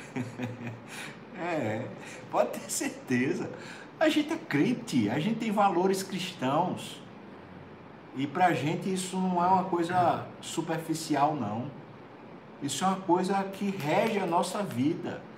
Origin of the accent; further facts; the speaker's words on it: Brazil; como brasileiro